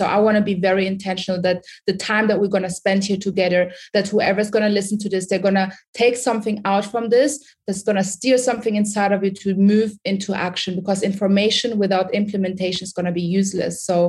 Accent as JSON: {"language": "English", "country": "Sudan", "also_born_or_lived": "Germany / United Kingdom", "second_language": "English", "moved": "yes", "said": "I'm originally from Sudan. I don't know if you guys know anything about Sudan. If you, Michael, know, Sudan is in Africa. It's close to Egypt. I was born in Sudan, and then from Sudan, I moved to Germany. From Germany, I lived in Germany 17 years."}